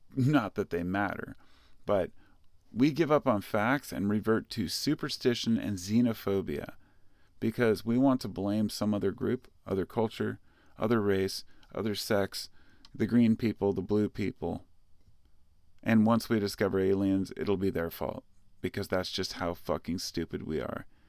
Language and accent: English; United States; as an American